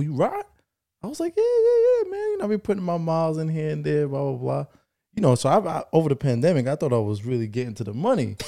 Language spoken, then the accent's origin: English; Jamaica; As a Jamaican son